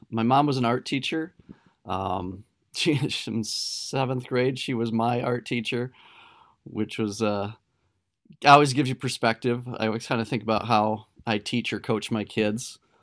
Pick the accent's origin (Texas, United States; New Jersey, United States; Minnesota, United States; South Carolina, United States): Minnesota, United States; Delavan; moved away as an adult; also born or lived in Blue Earth, Minnesota / Hastings, Minnesota; My hometown is actually a really tiny, small farming community in southern Minnesota. It's called Delavan